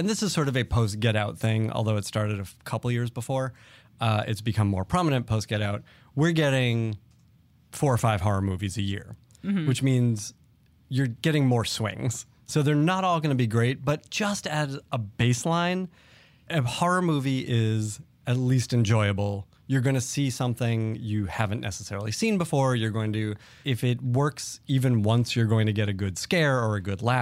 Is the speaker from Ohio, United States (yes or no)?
no; Boston, Massachusetts, United States; I grew up in Boston